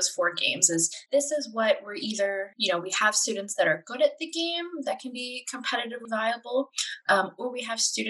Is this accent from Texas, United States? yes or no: yes; San Antonio, Texas, United States; as a kid growing up in San Antonio